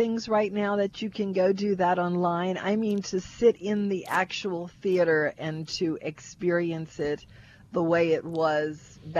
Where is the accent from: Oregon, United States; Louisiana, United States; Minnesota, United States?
Louisiana, United States; Kenner; I'm from Kenna.